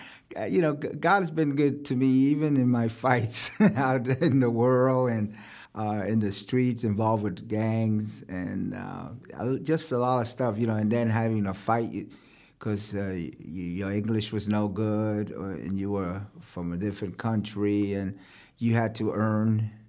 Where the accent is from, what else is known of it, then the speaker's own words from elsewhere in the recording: New York, United States; also born or lived in Puerto Rico; We moved to New York, South Bronx.